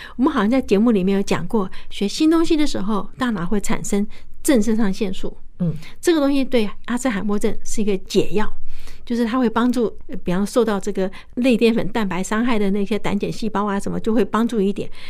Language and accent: Chinese; Fujian, China; 我是福建人